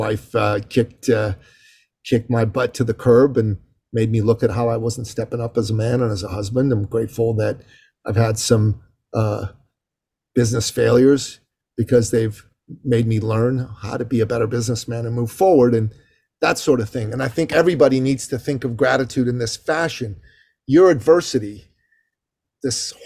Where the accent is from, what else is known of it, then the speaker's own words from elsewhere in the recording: Canada; I'm Canadian.